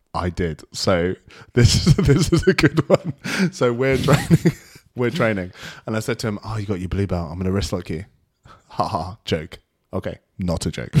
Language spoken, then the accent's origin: English; United Kingdom; because I'm British